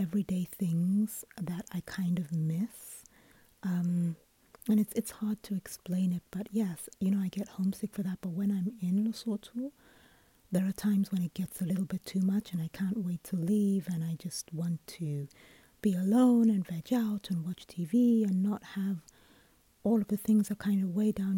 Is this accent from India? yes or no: no; United Kingdom; moved away; I'm British because I was born and raised in the UK